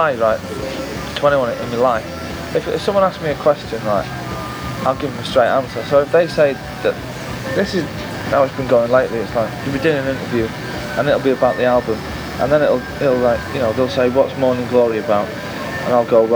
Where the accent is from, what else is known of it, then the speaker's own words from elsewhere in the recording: Manchester, North West England, United Kingdom; the culture that I was brought up in Manchester from when I was 14